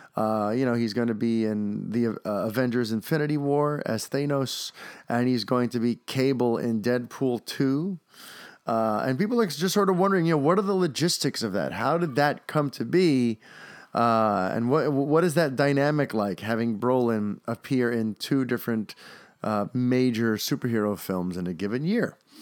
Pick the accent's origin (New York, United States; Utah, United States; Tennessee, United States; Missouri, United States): New York, United States; an actor growing up in New York